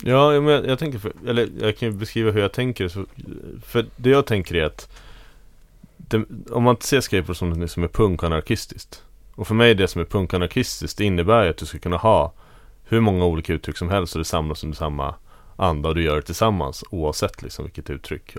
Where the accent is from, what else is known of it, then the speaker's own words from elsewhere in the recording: Tyresö, Stockholm County, Sweden; i Tyresö där jag växte upp